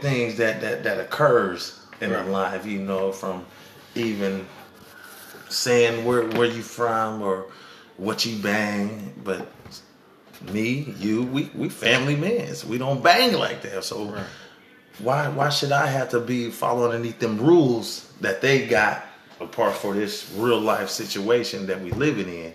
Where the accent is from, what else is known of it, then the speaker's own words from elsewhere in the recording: Sacramento, California, United States; we come from Sac